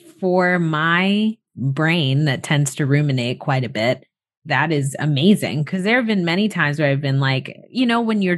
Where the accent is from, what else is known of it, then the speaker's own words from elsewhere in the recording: Florida, United States; moved away as an adult; I moved back to Florida. So I live with my mom now, and I'm just really excited and hopeful to spend more time in my hometown.